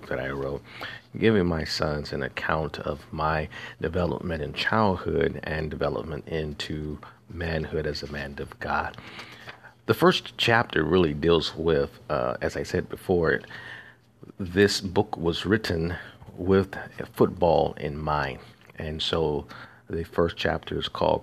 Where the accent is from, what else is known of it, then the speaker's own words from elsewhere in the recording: Montgomery, Alabama, United States; also born or lived in Tuskegee, Alabama; I was born in Tuskegee, Alabama, not because that's where we live. We actually lived in Montgomery, Alabama, about 30 to 40 miles away.